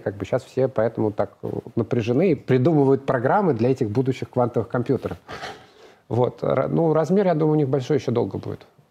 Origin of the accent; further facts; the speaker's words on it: Moscow, Russia; Я москвич, родился в Москве